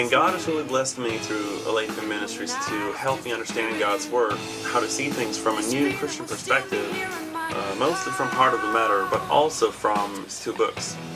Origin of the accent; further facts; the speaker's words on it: Sweden; 19 years old, and I am from Sean's second best country in the world, that is Sweden.